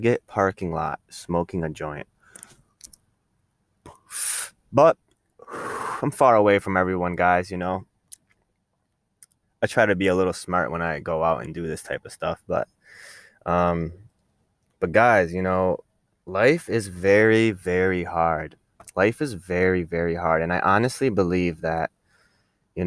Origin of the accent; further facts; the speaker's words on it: Rochester, New York, United States; I'm from New York, from Rochester